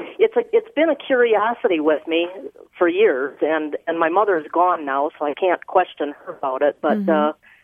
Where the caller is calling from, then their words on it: Carmel, Indiana, United States; I'm calling from Carmel, Indiana.